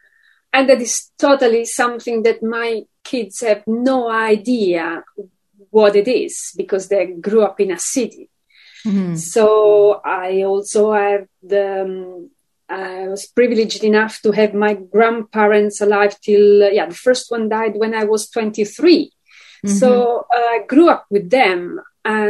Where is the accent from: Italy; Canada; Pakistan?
Italy; moved away as an adult; I grew up in this small town in the south of Italy